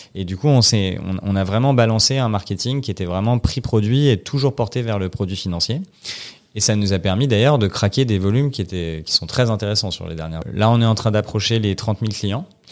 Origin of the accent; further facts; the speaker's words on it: Paris, Île-de-France, France; j'ai, 30 ans, je suis parisien